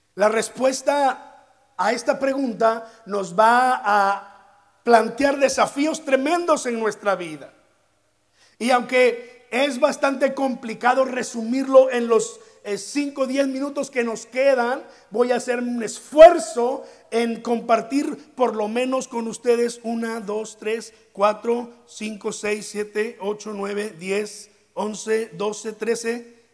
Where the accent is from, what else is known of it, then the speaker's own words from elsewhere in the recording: Veracruz, Mexico; los que somos de Veracruz